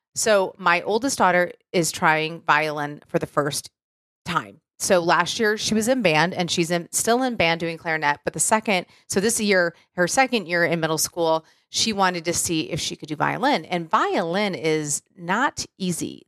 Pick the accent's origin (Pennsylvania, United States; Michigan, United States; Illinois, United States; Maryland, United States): Michigan, United States; moved away; I'm from Michigan